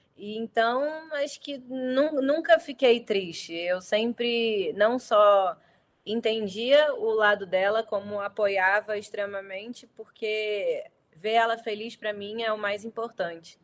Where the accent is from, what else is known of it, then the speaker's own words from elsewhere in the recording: Rio de Janeiro, Brazil; accent: carioca; also born or lived in São Paulo, Brazil; eu sou do Rio, nascido e criado. o sotaque entrega totalmente